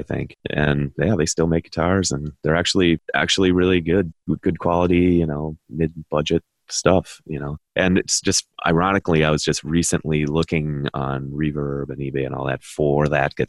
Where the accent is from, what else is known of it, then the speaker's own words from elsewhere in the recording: Philadelphia, Pennsylvania, United States; now in Milwaukee, United States; I'm actually from Philadelphia, but we ended up settling in Milwaukee.